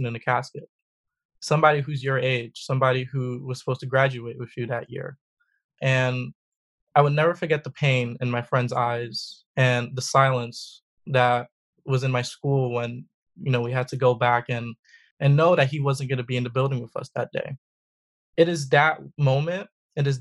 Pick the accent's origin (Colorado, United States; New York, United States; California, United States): New York, United States; New York City; also born or lived in South Bronx, New York; I moved to Harlem to the Projects Public Housing when I was about 6 years old. And I was raised by a single mother